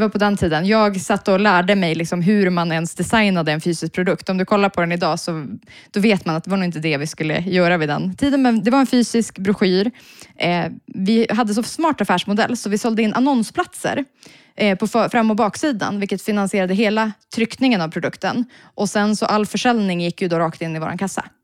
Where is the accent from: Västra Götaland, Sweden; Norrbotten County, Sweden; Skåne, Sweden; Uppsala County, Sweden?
Norrbotten County, Sweden; Piteå; moved away as an adult; now in Stockholm, Sweden; som nyinflyttad stockholmare, för jag kommer från Piteå